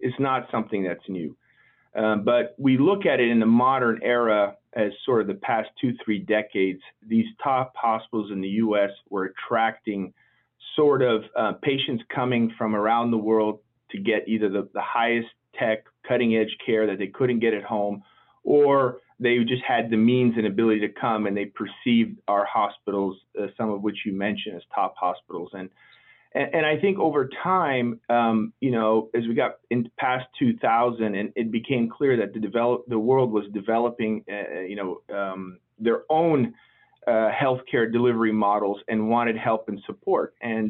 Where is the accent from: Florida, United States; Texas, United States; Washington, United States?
Texas, United States; Houston; also born or lived in Portland, Oregon; I'm originally Lebanese, of Lebanese immigrants, and I was born in Portland, Oregon, but I consider myself from a Texan from Houston.